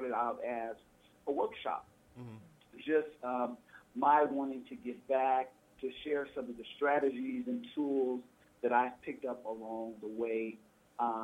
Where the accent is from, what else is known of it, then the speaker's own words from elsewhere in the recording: Oakland, California, United States; I grew up in Oakland